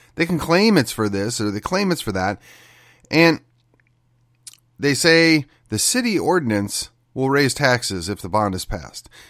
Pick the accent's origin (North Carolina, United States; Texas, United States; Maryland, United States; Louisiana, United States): Texas, United States; McKinney; my hometown yet again. McKinney